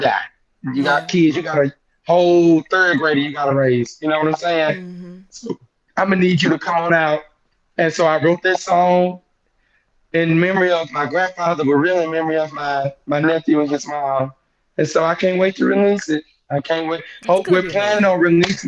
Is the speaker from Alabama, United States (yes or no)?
yes; Mobile, Alabama, United States; the Mobile, my hometown